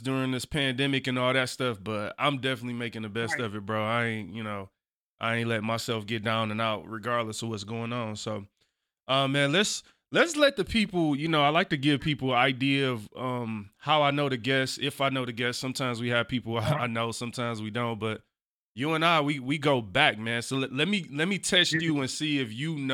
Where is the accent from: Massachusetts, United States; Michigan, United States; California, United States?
Michigan, United States; Detroit; I grew up on Lamont